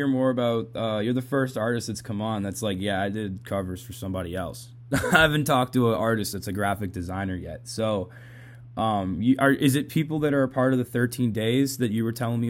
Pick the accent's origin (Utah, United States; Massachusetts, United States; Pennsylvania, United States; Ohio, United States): Massachusetts, United States; Boston; I'm from Boston. I don't know if they told you that before we did this. I'm from Massachusetts.